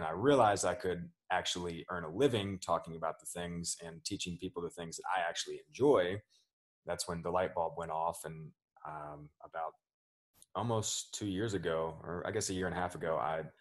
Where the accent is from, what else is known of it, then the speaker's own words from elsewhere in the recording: Richmond, Virginia, United States; grew up here in Richmond